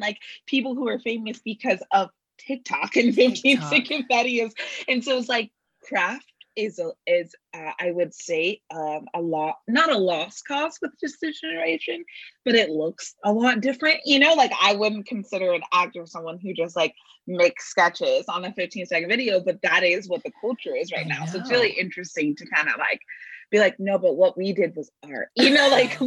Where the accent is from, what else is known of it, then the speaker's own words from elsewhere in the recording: Bay Area, California, United States; I'm born and raised in the Bay Area